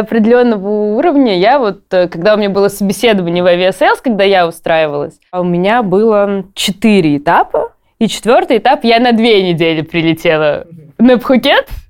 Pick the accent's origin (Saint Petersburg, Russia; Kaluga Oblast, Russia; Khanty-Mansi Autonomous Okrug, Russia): Saint Petersburg, Russia; я из Петербурга, у нас там колец нету